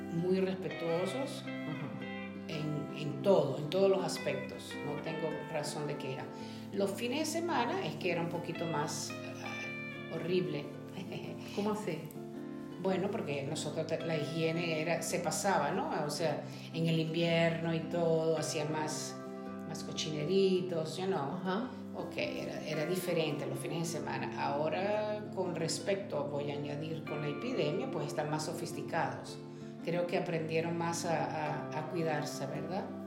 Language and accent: Spanish; Caracas, Capital District, Venezuela; moved away as an adult; also born or lived in Portugal / Cambridge, Massachusetts; now in United States; Soy venezolana